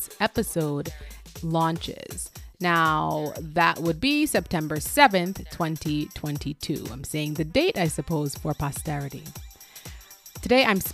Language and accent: English; Jamaica; here in Jamaica